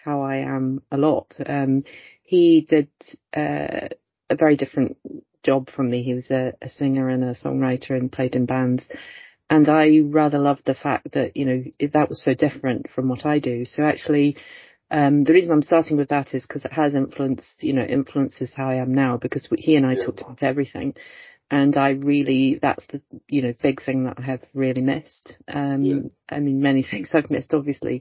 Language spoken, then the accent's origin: English; Oxford, South East England, United Kingdom; moved away as an adult; now in Stirling, United Kingdom; I originally come from Oxford and was born and brought up in Oxford, but my family is Welsh and Irish